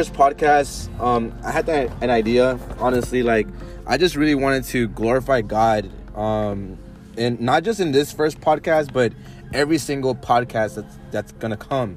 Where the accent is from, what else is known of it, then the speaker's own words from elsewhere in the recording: Houston, Texas, United States; I'm from Houston, too. I was born and raised